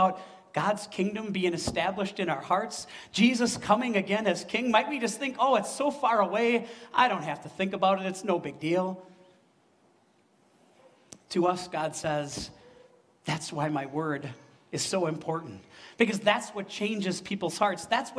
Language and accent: English; Wisconsin, United States; I came from Wisconsin, where Christmas Mountain is a tiny hill in Wisconsin Dells, right? We don't have mountains